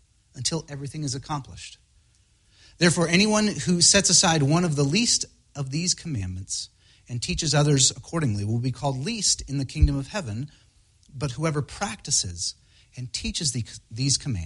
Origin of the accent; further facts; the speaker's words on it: Spokane, Washington, United States; now in Seattle, United States; I grew up in Spokane. My parents are still there